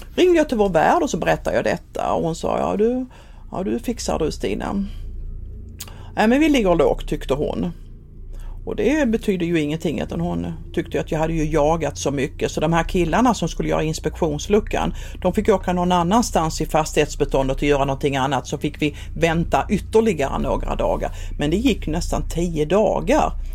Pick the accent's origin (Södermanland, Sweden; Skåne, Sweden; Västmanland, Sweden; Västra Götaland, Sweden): Skåne, Sweden; moved away as an adult; also born or lived in Helsingborg; Jag kommer ju från Skåne som sagt och det hörs ju säkert